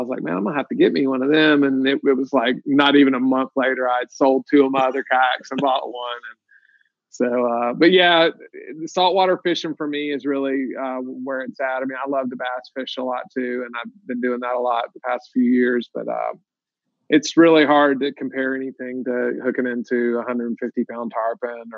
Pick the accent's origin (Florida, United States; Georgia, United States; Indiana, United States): Florida, United States; Pensacola; I'm from Pensacola, Florida. I was born and raised here.